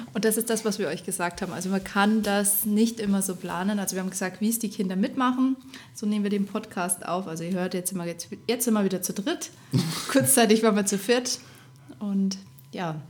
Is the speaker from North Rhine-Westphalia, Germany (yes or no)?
no; Rosenheim, Bavaria, Germany; also born or lived in Erfurt, Thuringia; now in Upper Palatinate, Germany; ich komme gebürtig aus Thüringen, aus Erfurt, bin aber in meiner Kindheit nach Rosenheim gezogen, also Richtung Oberbayern